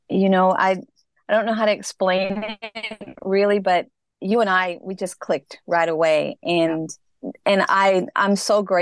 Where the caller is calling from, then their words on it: Los Angeles, California, United States; I'm actually calling from Los Angeles.